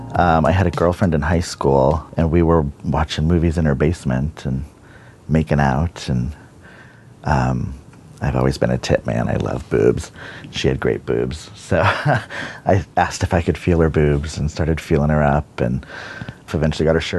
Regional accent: Bonney Lake, Washington, United States; I grew up in Bonnie Lake, Washington, and I'm 47

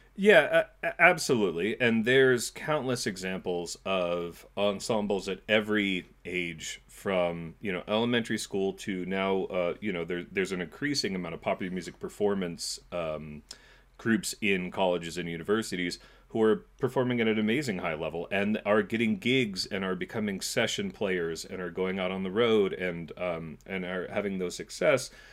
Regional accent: California, United States; moved away as an adult; also born or lived in New York City / Montclair, New Jersey; now in New Jersey, United States; I grew up in California

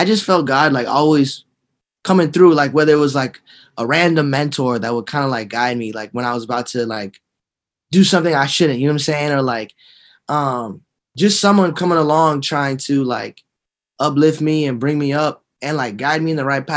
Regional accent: Miami, Florida, United States; I was born and raised in Dade County, Miami, Florida

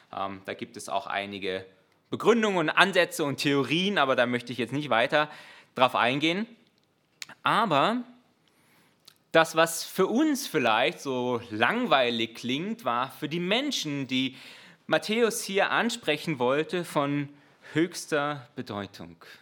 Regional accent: Germany; als Deutscher

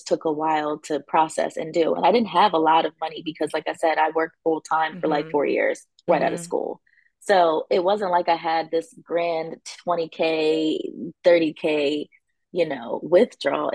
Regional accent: Wilmington, United States; I am from Wilmington

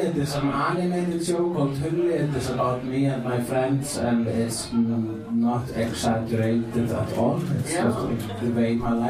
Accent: Iceland; And I am an Icelandic person.

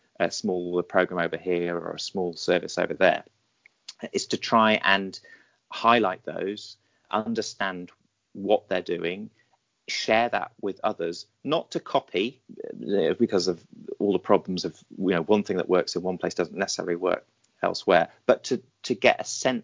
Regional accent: United Kingdom; I'm British

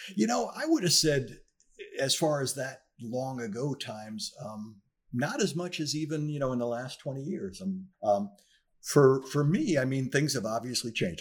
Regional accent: northern New Jersey, United States; moved away as an adult; also born or lived in North Miami Beach; I was born in New Jersey, in northern New Jersey, and I grew up there, uh, for the first nineteen years

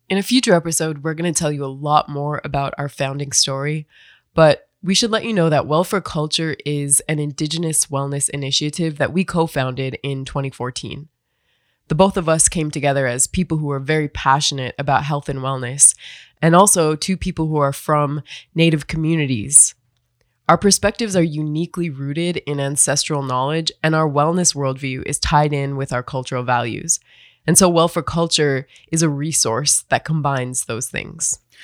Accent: United States; now in Phoenix, United States; I'm originally from the Turtle Mountain Band of Chippewa and the Standing Rock Sioux Tribe

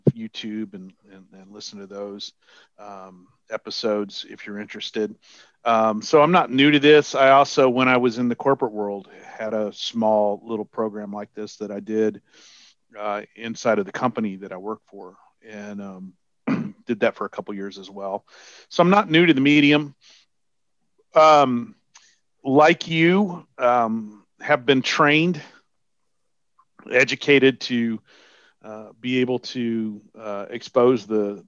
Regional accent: Texas, United States; I'm from Texas

